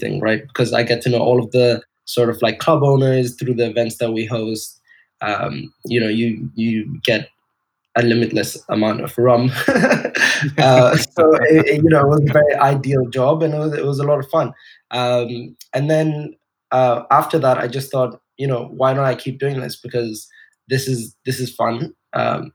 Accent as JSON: {"language": "English", "region": "Dubai", "country": "United Arab Emirates", "tie": "born or raised there", "also_born_or_lived": "Edinburgh", "moved": "as an adult", "said": "I grew up in Dubai, and Dubai is a melting pot of cultures"}